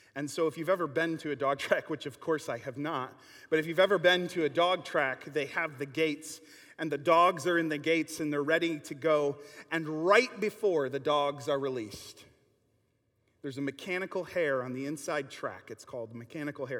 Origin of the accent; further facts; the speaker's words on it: Kenosha, Wisconsin, United States; growing up in Kenosha